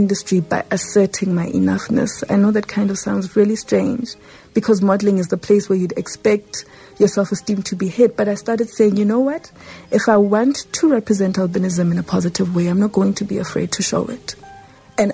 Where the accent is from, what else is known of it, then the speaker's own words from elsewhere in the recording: Johannesburg, Gauteng, South Africa; I grew up in Lanesia South, and it was quite a pigmented society